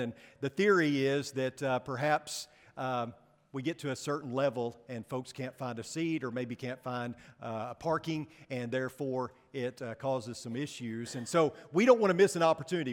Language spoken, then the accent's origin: English; United States; as American Christians